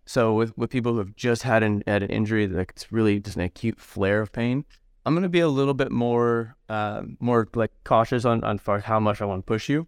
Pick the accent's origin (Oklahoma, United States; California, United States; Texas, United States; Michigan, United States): California, United States; San Diego; also born or lived in Medford, Oregon; now in Knoxville, United States; San Diego originally, and then moved up to Southern Oregon, so Medford, Oregon as well